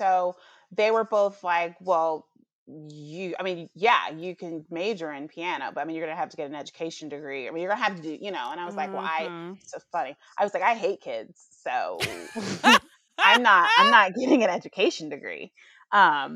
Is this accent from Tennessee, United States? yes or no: yes; Nashville, Tennessee, United States; moved away; also born or lived in Atlanta; I'm from Nashville